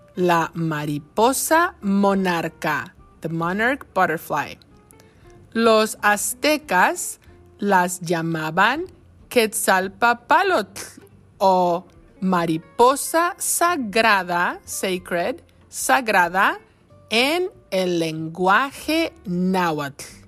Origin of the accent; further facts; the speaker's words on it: Michoacán, Mexico; now in Wisconsin, United States; Soy mexicana del estado de Michoacán